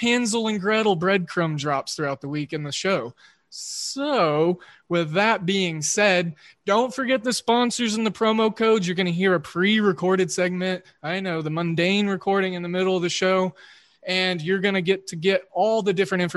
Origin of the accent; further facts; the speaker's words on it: Oklahoma, United States; I'm a Midwesternite, and I grew up in Oklahoma